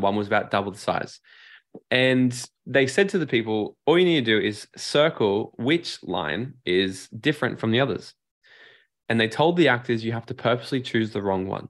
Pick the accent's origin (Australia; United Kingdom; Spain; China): Australia; Gold Coast, Queensland; I moved back down to my hometown here on the Gold Coast